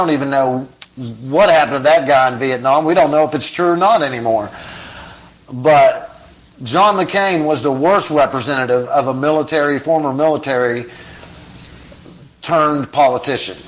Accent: United States; as American people that support our soldiers

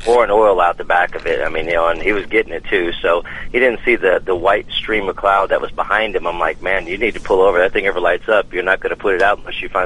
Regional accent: Pasadena, Texas, United States; moved away as an adult; also born or lived in Galveston, Texas / La Grange, Texas / Austin, Texas; now in Florida, United States; I was Galveston I was born in, and I was raised in Pasadena

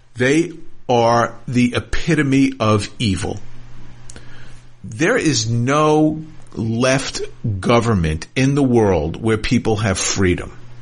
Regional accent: United States; I, as an American Jew, a proud American Jew

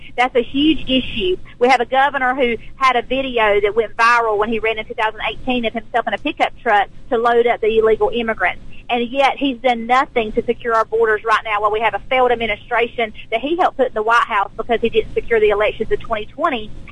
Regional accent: South Georgia, United States; I'm an educator from South Georgia

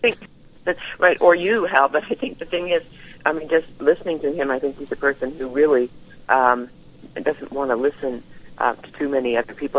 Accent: Vancouver, British Columbia, Canada; I was born in, in Vancouver, uh, British Columbia

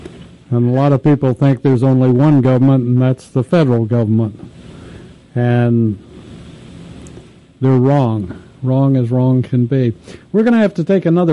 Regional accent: Texas, United States; my home state, Texas

